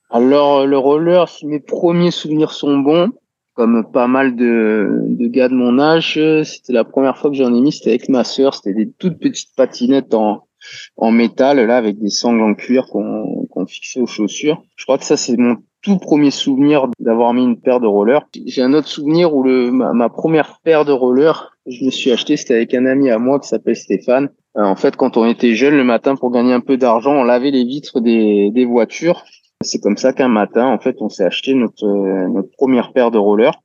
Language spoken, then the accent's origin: French; Toulon, Provence-Alpes-Côte d'Azur, France; je suis né à Toulon et j'ai grandi à Toulon